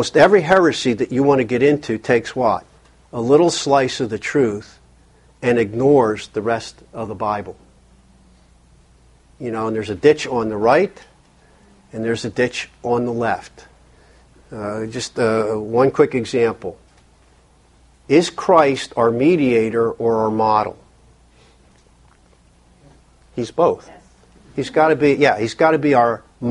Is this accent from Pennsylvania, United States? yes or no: yes; Philadelphia, Pennsylvania, United States; I grew up in Philly